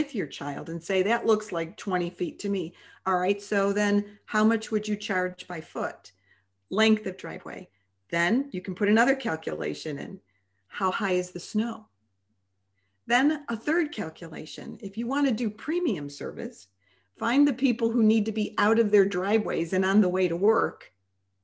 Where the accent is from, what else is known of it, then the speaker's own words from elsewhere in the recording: Chicago, Illinois, United States; moved away; we're originally from Chicago